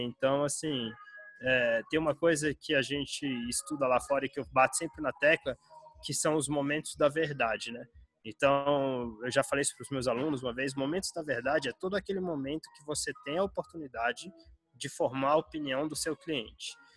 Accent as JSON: {"language": "Portuguese", "town": "Brasília", "region": "Federal District", "country": "Brazil", "tie": "born or raised there", "also_born_or_lived": "United States", "moved": "as an adult", "said": "eu sou nascido e criado em Brasília, né? Capital do Brasil"}